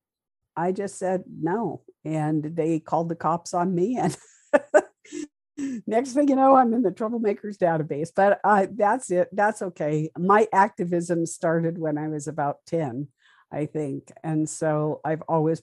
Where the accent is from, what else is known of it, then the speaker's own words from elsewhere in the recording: Montana, United States; moved away; a foreigner like myself from Montana, right next door.